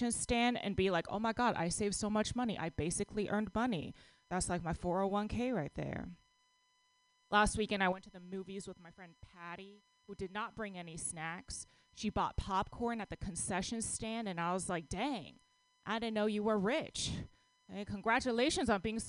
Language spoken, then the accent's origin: English; Texas, United States; now in San Francisco, United States; I grew up in Texas